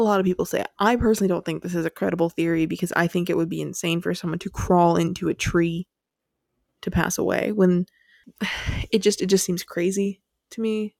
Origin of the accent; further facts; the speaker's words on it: United States; we're from the States